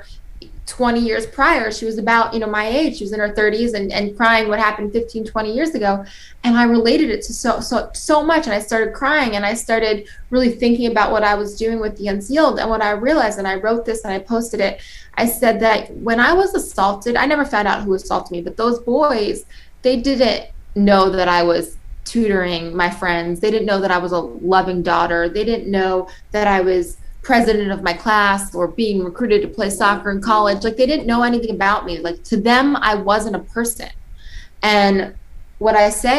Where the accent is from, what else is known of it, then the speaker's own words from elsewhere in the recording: New York, United States; I'm from New York